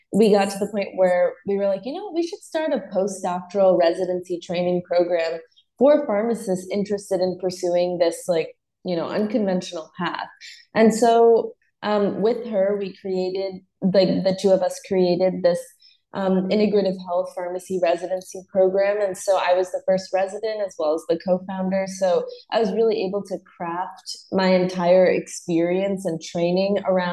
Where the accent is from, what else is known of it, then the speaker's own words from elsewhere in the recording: Northeast, United States; moved away as an adult; also born or lived in South Carolina / Los Angeles; I grew up in the Northeast